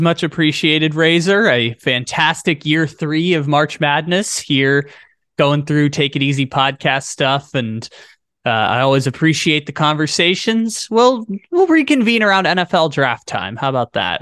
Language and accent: English; San Diego, California, United States; my hometown San Diego State team